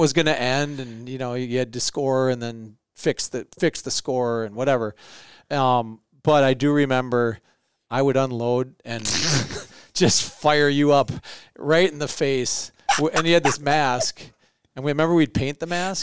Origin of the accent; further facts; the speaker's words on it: Minneapolis, Minnesota, United States; We went to school on the north side